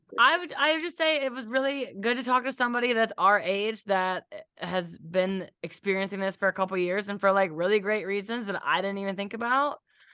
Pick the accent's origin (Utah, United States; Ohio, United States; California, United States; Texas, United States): Ohio, United States; Cleveland; moved away; I'm from Cleveland.